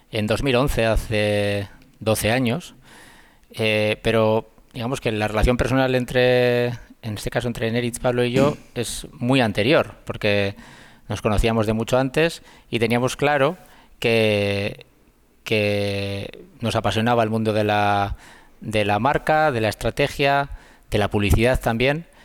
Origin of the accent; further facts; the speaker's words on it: Basque Country, Spain; no, no somos vascos